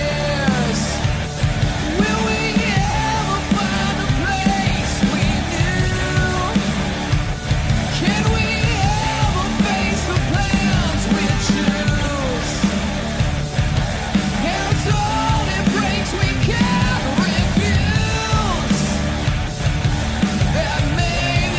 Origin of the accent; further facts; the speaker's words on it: Canada; I'm Canadian